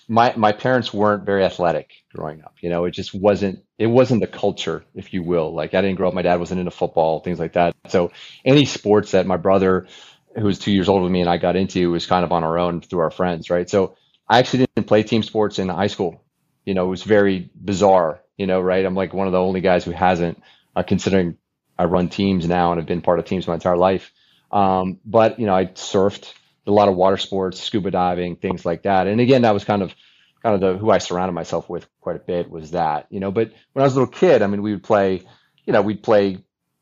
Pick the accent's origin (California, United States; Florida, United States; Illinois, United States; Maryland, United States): Florida, United States; Fort Lauderdale; also born or lived in Texas; I was born in mid 70s, right? So I was growing up in the 80s. In the 80s in Fort Lauderdale